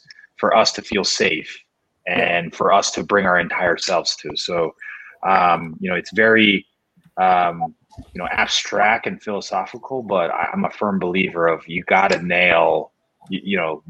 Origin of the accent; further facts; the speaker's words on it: Chicago, Illinois, United States; also born or lived in Korea; I grew up in Chicago